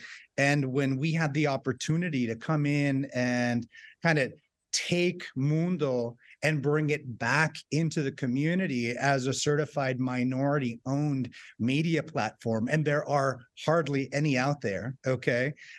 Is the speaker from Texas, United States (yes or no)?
no; Tucson, Arizona, United States; I grew up in the desert. I grew up in Tucson, Arizona.